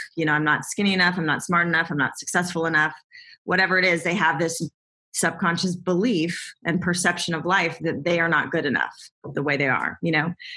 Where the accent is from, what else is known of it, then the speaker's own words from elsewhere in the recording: Southern California, United States; I grew up in Southern California